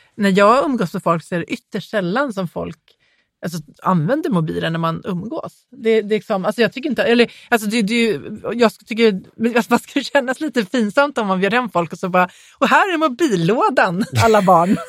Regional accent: Småland, Sweden; jag är från Småland, jag har konstig intonation.

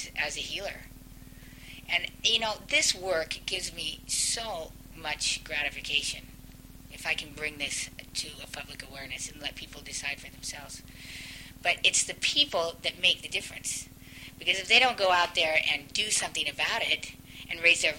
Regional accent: Idaho, United States; I was brought up in Idaho

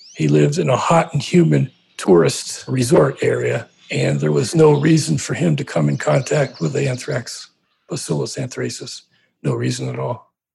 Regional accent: Trenton, New Jersey, United States; I grew up around Trenton, New Jersey

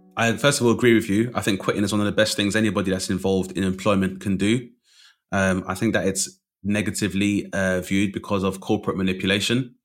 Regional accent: London, United Kingdom; also born or lived in Bradford; I grew up in London, which is a melting pot

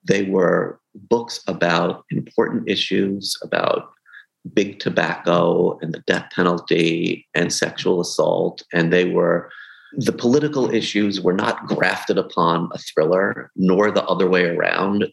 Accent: New York City, New York, United States; I grew up in in Brooklyn

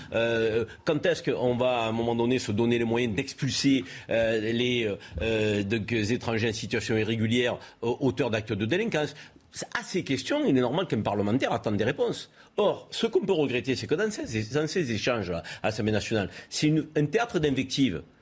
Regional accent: France; en tant que Français

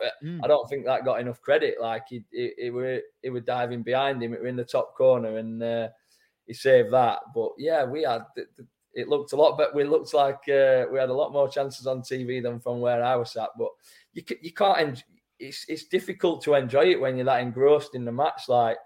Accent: Doncaster, Yorkshire and the Humber, United Kingdom; Like, I'm from Donny, me.

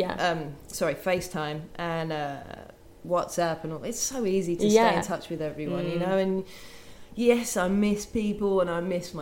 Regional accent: Brighton, South East England, United Kingdom; this skinny little girl from Brighton in England.

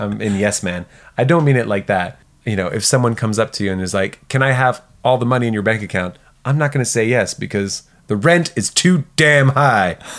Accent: south of France, France; moved away; we grew up in the South of France

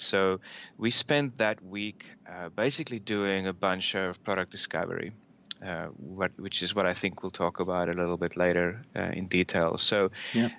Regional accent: South Africa; moved away as an adult; also born or lived in Australia; now in United States; I'm uh, originally from South Africa. I grew up there, um, studied there

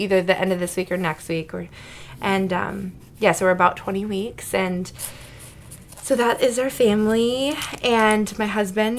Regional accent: Wisconsin, United States; moved away as an adult; now in Minnesota, United States; I'm originally from Wisconsin

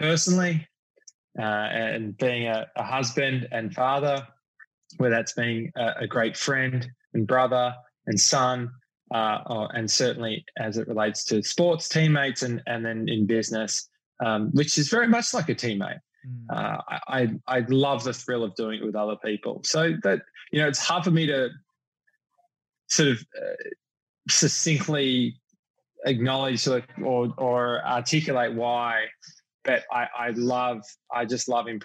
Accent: Melbourne, Victoria, Australia; moved away as an adult; now in New York City, United States; I grew up in Melbourne

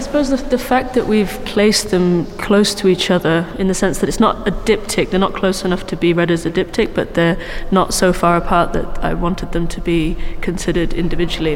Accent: South Wales, United Kingdom; moved away as an adult; also born or lived in London / Germany; now in Manchester, United Kingdom; I'm from London. My family's from London, um, but I grew up in South Wales.

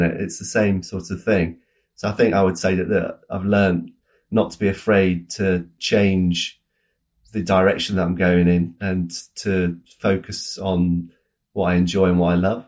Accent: United Kingdom; as British people

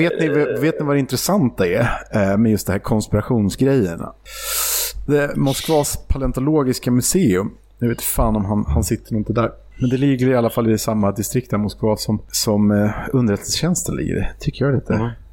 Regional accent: Sweden; som svensk

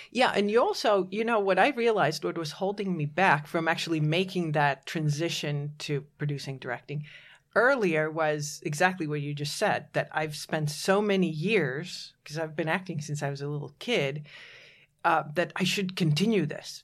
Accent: Latvia; moved away; I was born in Latvia

